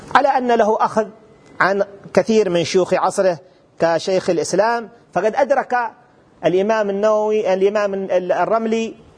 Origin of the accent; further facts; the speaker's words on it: Hadramawt, Yemen; في بلدنا حضرموت اليمن الحبيب